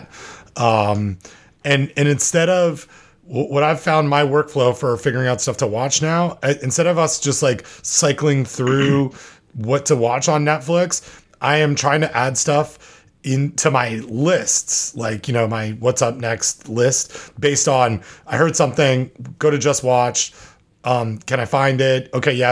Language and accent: English; Canada; now in United States; I'm Canadian